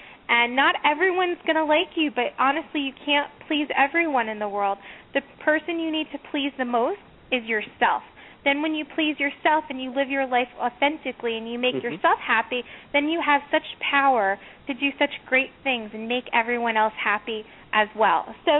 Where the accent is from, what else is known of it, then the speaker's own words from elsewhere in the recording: Connecticut, United States; I come from a very conservative family. I grew up in Connecticut.